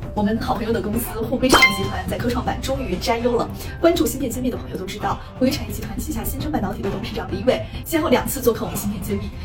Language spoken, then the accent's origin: Chinese; China; 我们中国人